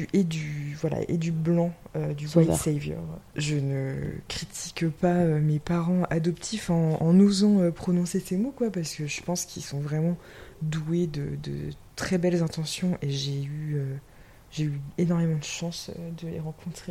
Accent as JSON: {"language": "French", "area": "Vendée", "region": "Pays de la Loire", "country": "France", "tie": "born or raised there", "also_born_or_lived": "Seoul, South Korea / Nantes", "moved": "as an adult", "lives_now": "Vendée, France", "said": "Moi, j'ai grandi en Vendée"}